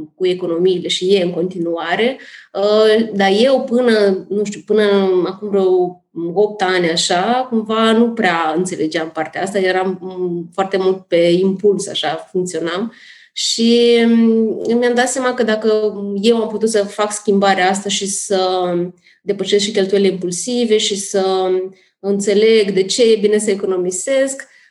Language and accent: Romanian; Moldova; moved away as an adult; now in Bucharest, Romania; Sunt din Republica Moldova